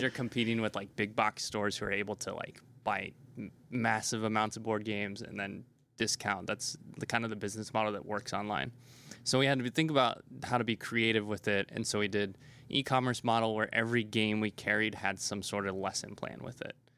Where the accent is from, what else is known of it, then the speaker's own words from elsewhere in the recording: Nebraska, United States; moved away as an adult; also born or lived in South Korea / Taiwan / Washington D.C.; so I was born in Nebraska, and growing up, I never left.